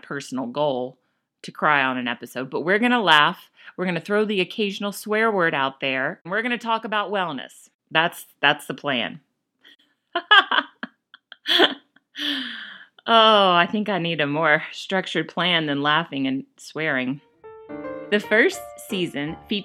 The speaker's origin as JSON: {"language": "English", "country": "United States", "moved": "as an adult", "lives_now": "Calgary, Canada", "said": "I'm an American married to a Spaniard raising Canadian children."}